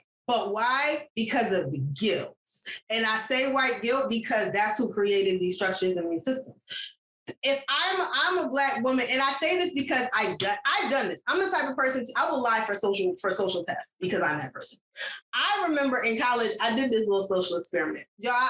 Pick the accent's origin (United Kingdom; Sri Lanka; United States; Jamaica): Jamaica; I was like, actually, I'm Jamaican.